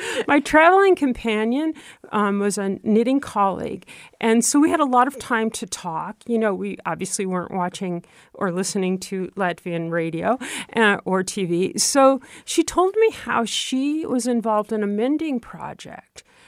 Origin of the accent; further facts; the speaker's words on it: Troy, New York, United States; moved away; growing up in Troy, New York